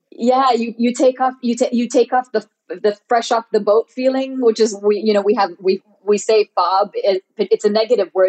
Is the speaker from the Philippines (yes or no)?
yes; Philippines; as a Filipino in the media, um, and I, I don't often say I'm Filipino